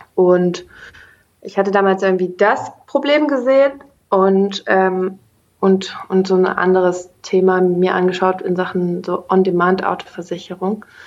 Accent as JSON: {"language": "German", "town": "Bonn", "region": "North Rhine-Westphalia", "country": "Germany", "tie": "born or raised there", "moved": "as an adult", "lives_now": "Berlin, Germany", "said": "aufgewachsen in Bonn, studiert hauptsächlich im Ausland"}